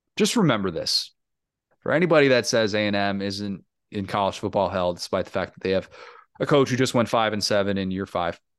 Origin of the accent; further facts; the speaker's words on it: Big Ten country, Midwest, United States; now in Orlando, United States; I was born and raised in Big Ten country